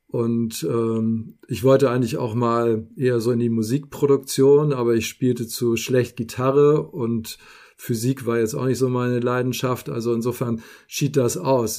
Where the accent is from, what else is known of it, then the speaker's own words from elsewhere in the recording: Hamburg, Germany; moved away as an adult; now in Simonsberg, Germany; Eigentlich ist es Hamburg, auch mein Geburtsort. Und bis März äh, ist es das auch gewesen.